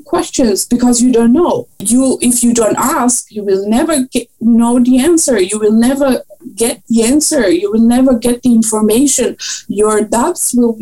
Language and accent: English; Croatia; moved away as an adult; also born or lived in Austria; I did my bachelor in Croatia, and I'm coming from Croatia